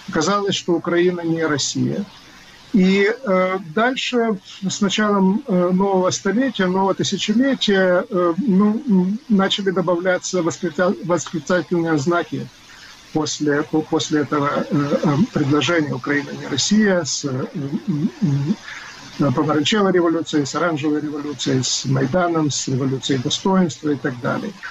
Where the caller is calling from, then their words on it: Massachusetts, United States; я говорю из Массачусетса, то есть мне это параллель ближе